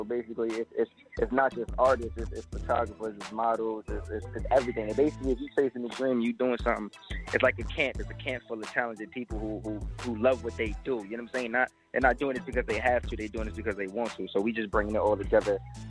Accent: New York City, New York, United States; from Brooklyn, New York.

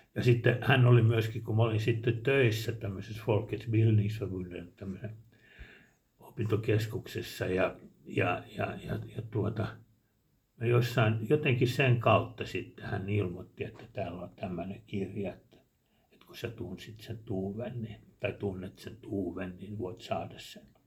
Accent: Helsinki, Uusimaa, Finland; now in Hanko, Finland; mä olen alun perin helsinkiläinen

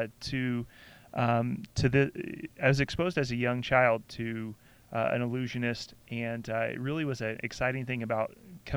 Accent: Southeast, United States; growing up in the Southeast

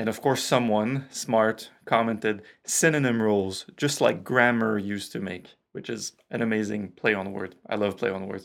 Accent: Canada; accent: French Canadian; my French Canadian accent

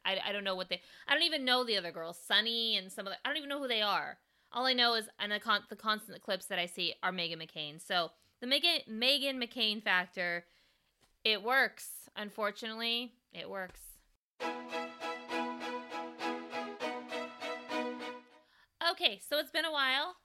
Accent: California, United States; me being a Californian

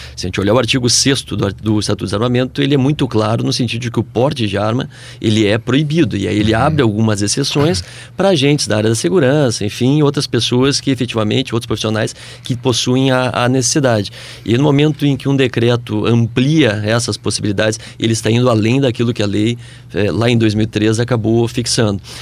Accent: Brazil; nós, como brasileiros

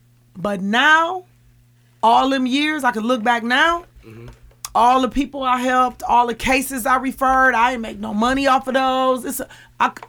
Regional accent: Milwaukee, Wisconsin, United States; because I am from this community and because I am African American

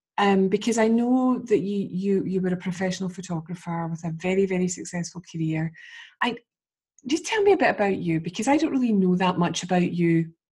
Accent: Scotland, United Kingdom; being Scottish

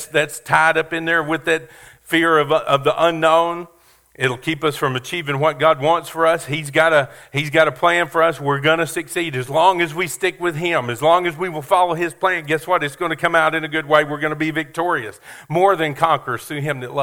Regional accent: Kentucky, United States; moved away; also born or lived in Beaumont; I grew up in Kentucky, and we have some race tracks, horse tracks up there

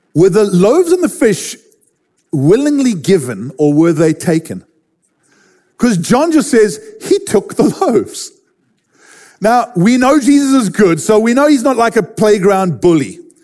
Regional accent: Durban, KwaZulu-Natal, South Africa; I grew up in Durban, South Africa

